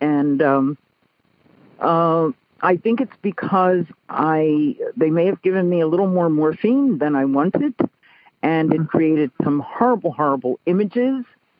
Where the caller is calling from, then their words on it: Martinez, California, United States; I'm calling from the San Francisco Bay Area on the East Bay side from Martinez Pleasant Hill, California.